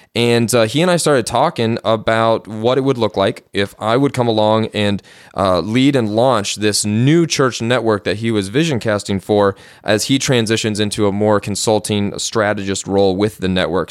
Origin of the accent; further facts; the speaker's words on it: Cleveland, Ohio, United States; I grew up in Cleveland, Ohio, in uh, a Christian home.